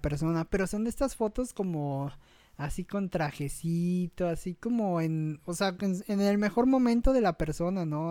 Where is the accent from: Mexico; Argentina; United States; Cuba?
Mexico; lo que nos representa como mexicanos